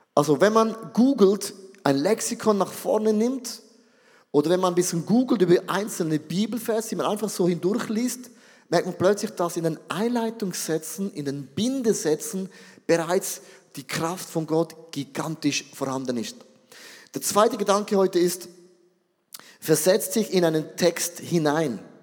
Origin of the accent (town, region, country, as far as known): Switzerland